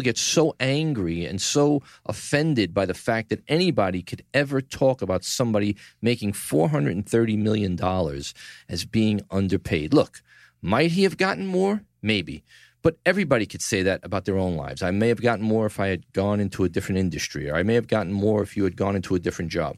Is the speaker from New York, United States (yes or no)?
yes; New York City, New York, United States; From the Gotham Podcast Studio in the heart of downtown New York City, Tribeca, my hometown, the greatest city in the world